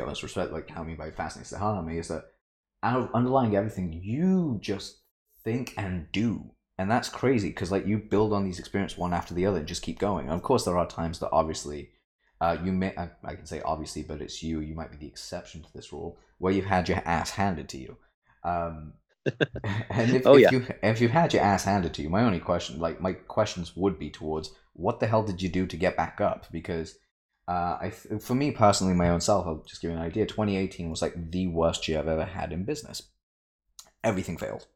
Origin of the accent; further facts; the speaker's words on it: United Kingdom; I'm British. We like to swear a lot. We use words that Americans cringe